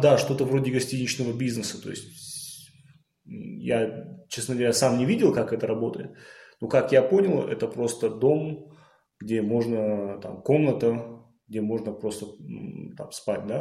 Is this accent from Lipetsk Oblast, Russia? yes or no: no; Beslan, North Ossetia–Alania, Russia; я сам из Беслана